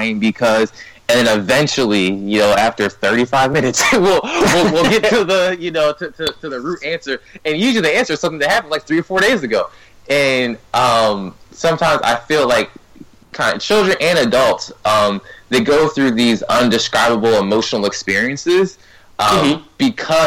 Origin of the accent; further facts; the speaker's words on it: Ghana; I'm Ghanaian, and I said, in Ghana, we don't necessarily do that all the time.